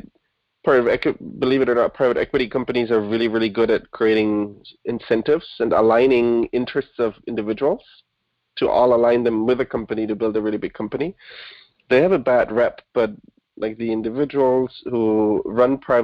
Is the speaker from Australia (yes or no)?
no; Munich, Bavaria, Germany; first language German; English is a second language; moved away as an adult; I was born and raised in Germany, Munich, to be precise